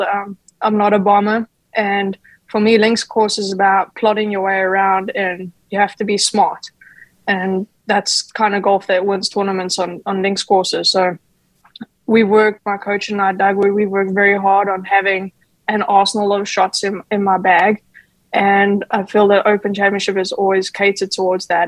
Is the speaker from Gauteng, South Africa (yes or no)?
yes; Johannesburg, Gauteng, South Africa; I grew up in Johannesburg